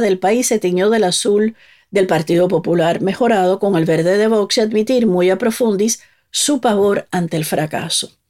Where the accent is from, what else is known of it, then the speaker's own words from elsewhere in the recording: Havana, Cuba; moved away; also born or lived in Spain; yo nací en La Habana en 1959